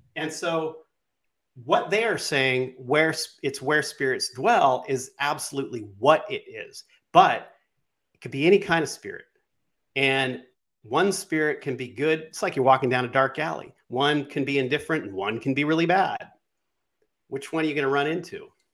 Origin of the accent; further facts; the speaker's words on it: West Coast, United States; moved away; also born or lived in New York; I grew up on the West Coast, then I moved to New York for a while.